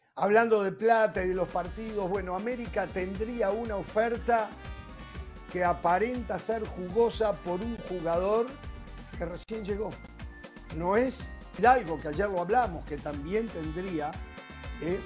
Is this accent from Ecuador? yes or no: no; Uruguay; como uruguayo